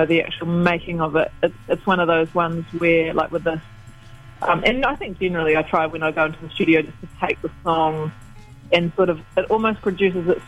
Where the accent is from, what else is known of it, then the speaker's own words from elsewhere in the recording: West Coast, New Zealand; moved away; I come from the West Coast originally